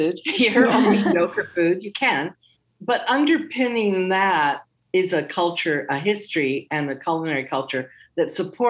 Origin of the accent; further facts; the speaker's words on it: Hawaii, United States; Conversely, growing up in Hawaii, I know what a pineapple tastes like. Yeah. You know, I've never had a pineapple like the pineapples I grew up with.